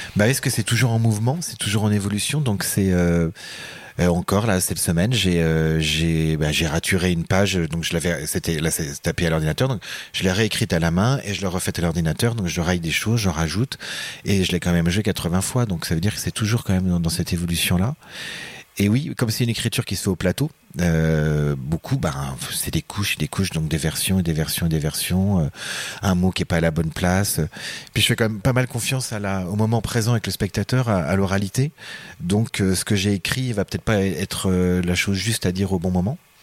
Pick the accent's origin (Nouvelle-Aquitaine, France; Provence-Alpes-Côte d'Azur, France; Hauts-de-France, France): Nouvelle-Aquitaine, France; Deux-Sèvres, Poitou; moved away; also born or lived in Paris / Quebec; je suis euh, des Deux-Sèvres, du Poitou